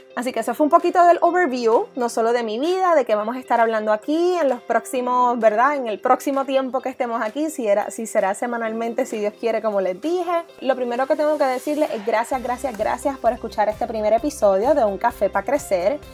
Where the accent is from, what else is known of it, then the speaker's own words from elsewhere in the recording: Coamo, Puerto Rico; also born or lived in Ponce, Puerto Rico / Boston, United States; soy oriunda de Coamo, Puerto Rico. Estudié mis años escolares en Caribbean School en Ponce